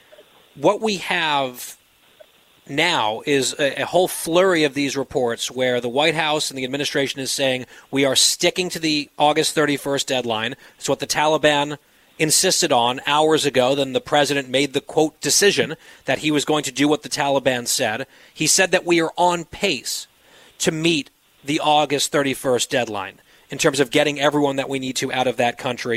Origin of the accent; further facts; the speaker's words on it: United States; as an American